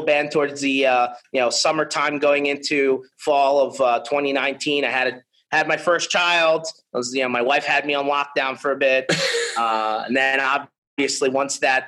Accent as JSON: {"language": "English", "country": "United States", "said": "I'm from the United States"}